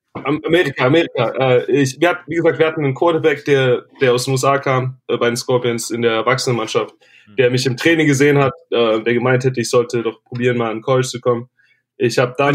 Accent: Germany; moved away as an adult; also born or lived in Tennessee; als Deutscher

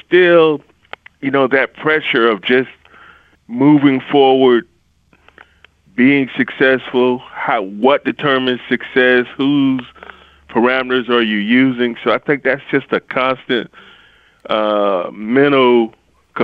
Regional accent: Marion, South Carolina, United States; I grew up in Marion, South Carolina, which is, of course, like Robin just described, the PD

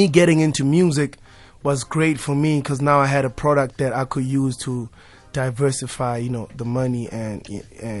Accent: South Africa; I'm South African

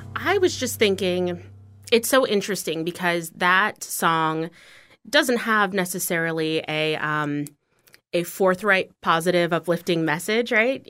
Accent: Bozeman, Montana, United States; also born or lived in Washington, D.C. metro area; now in Fort Myers, United States; I grew up in Bozeman. So Bozeman, Montana is a town

